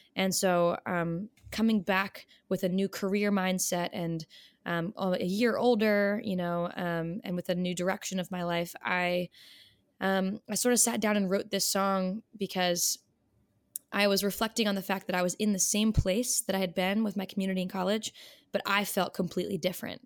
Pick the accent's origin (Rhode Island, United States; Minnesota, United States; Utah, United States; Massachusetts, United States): Rhode Island, United States; moved away as an adult; also born or lived in Delaware; now in Philadelphia, United States; I grew up in Rhode Island, actually, um, smallest state